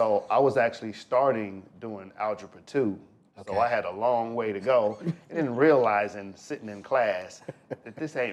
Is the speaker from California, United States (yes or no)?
yes; Compton, California, United States; I'm from Compton, California, born and raised